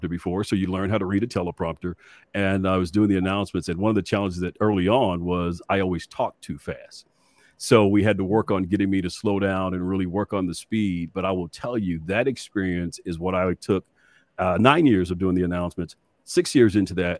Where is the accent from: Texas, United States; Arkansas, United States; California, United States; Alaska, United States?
Texas, United States; Dallas; as a young kid growing up in West Dallas